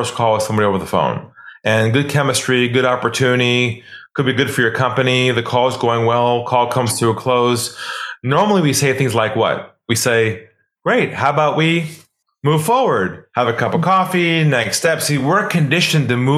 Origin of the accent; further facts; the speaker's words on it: California, United States; moved away as an adult; now in Sydney, Australia; I'm originally from California. I now live in Australia, in Sydney, Australia